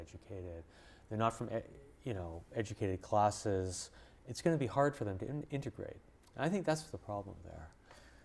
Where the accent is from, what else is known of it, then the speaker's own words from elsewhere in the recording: Montreal, Quebec, Canada; moved away; I grew up in Montreal in Canada